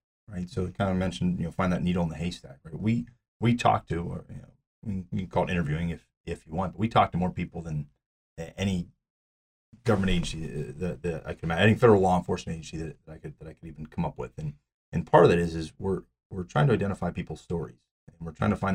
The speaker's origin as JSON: {"language": "English", "town": "Pittsburgh", "region": "Pennsylvania", "country": "United States", "tie": "born or raised there", "said": "I was born and raised in Pittsburgh"}